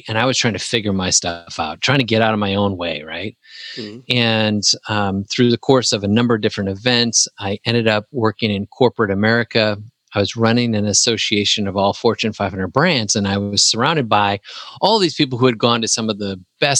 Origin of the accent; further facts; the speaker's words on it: Wisconsin, United States; moved away as an adult; also born or lived in Huntsville, Alabama; now in Tennessee, United States; I was still in my hometown in Wisconsin for a couple more years